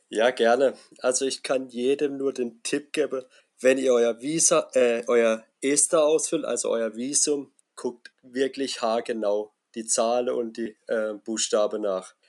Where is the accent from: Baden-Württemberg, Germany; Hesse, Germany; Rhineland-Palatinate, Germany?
Baden-Württemberg, Germany; near Karlsruhe; komme aus Baden-Württemberg, aus der Nähe von Karlsruhe